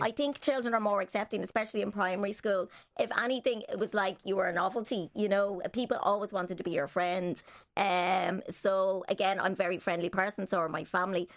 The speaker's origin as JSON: {"language": "English", "town": "Dublin", "region": "Leinster", "country": "Ireland", "tie": "born or raised there", "said": "I was, was born in Dublin here"}